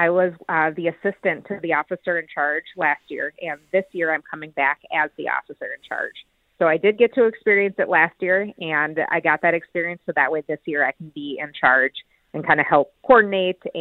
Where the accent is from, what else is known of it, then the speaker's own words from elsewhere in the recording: Minnesota, United States; I am from Minnesota, so I was involved in the largest state activation in Minnesota history for civil unrest.